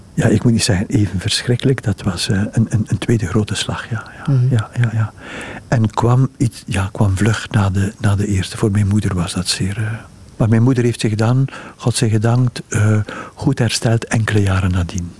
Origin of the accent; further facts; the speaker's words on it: Ghent, Flanders, Belgium; moved away as an adult; also born or lived in Brussels; ik ben in Gent geboren